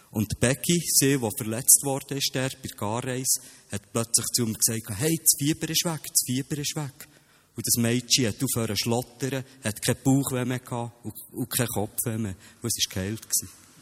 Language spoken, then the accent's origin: German; Bernese German, Switzerland; accent: Bernese German; first language Bernese German; auf meine Muttersprache, auf Berndeutsch.